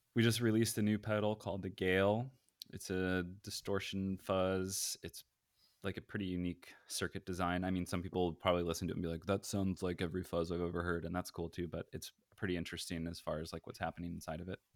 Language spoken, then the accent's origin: English; Bay Area, California, United States; also born or lived in East Coast; I'm in California, Bay Area, um, I've, I grew up here